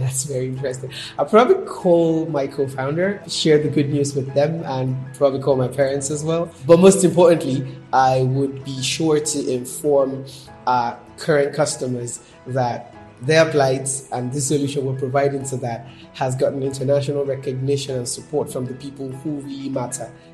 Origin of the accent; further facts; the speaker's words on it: Ogun State, Nigeria; I'm from Ogun State here in Nigeria